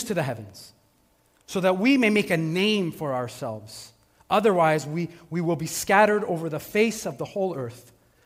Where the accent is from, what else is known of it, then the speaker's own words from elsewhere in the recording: Montreal, Quebec, Canada; I grew up in Montreal.